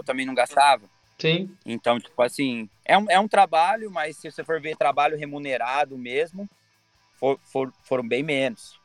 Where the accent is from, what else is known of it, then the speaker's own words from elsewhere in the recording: Brazil; eu sou brasileiro